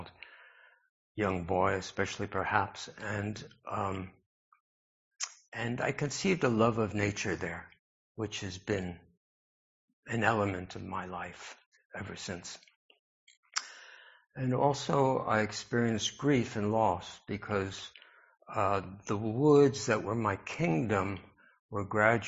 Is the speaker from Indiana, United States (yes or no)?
no; New York City, New York, United States; I grew up in New York City, and I feel grateful for my exposure to the cosmopolitan influences in my childhood